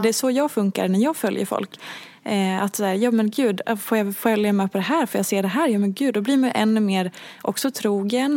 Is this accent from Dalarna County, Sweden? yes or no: yes; Hedemora, Dalarna County, Sweden; moved away; jag är uppvuxen i Hedemora